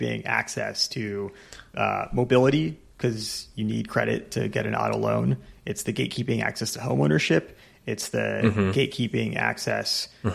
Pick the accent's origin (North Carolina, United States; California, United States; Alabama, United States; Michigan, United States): California, United States; I'm a Californian